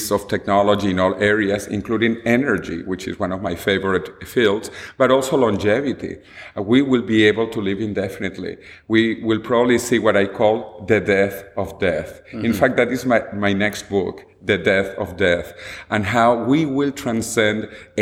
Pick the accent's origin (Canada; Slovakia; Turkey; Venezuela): Venezuela; moved away as an adult; also born or lived in United States; now in Madrid, Spain; I was born and I grew up in Venezuela